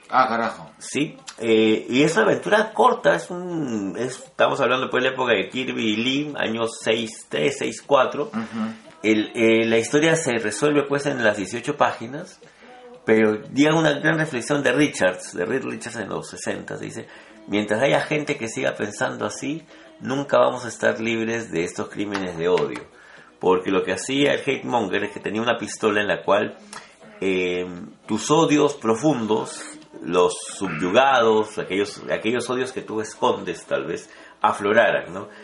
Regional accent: Peru; hablo como peruanos

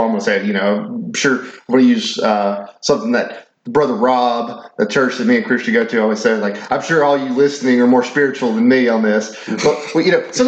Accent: North Mississippi, United States; I grew up in North Mississippi

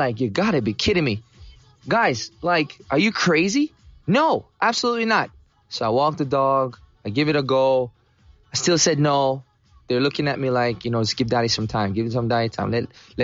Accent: Jamaica; now in United States; I grew up in Jamaica

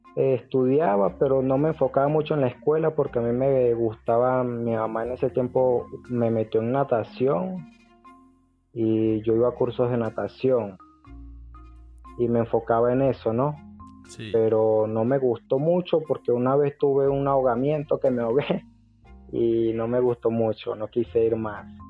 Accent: Venezuela; moved away as an adult; now in Ecuador; No, pues yo soy venezolano. Yo soy venezolano, ya estoy por acá por Ecuador hace unos cuatro años

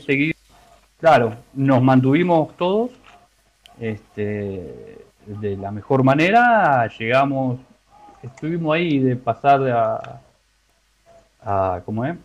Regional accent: La Matanza, Buenos Aires Province, Argentina; de Buenos Aires, de Buenos Aires, de La Matanza.

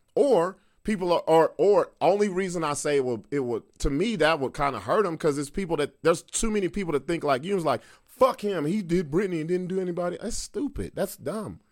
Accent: United States; I'm an American

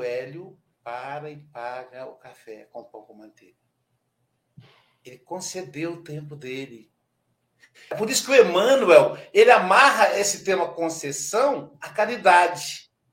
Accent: Muriaé, Minas Gerais, Brazil; minha cidade, minha terra natal. Eu nasci em Muriaé, Minas Gerais.

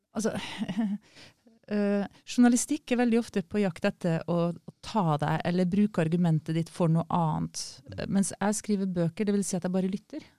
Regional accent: Kristiansund, Møre og Romsdal, Norway; Jeg kommer jo fra Kristiansund

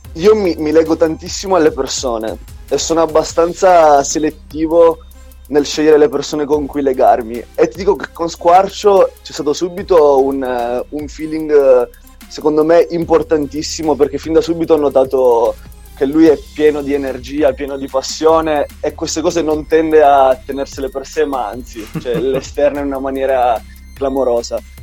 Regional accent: Trapani, Sicily, Italy; moved away as an adult; now in Turin, Italy; nella squadra della mia città, la Pallacanestro Trapani

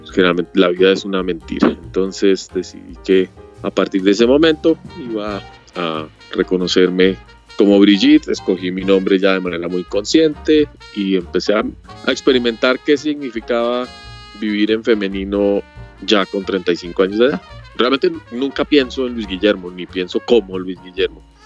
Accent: Colombia; estoy aquí en mi tierra

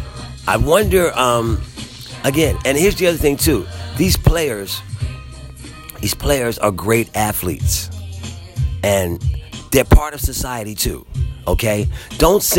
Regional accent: Philadelphia, Pennsylvania, United States; as a Philadelphian

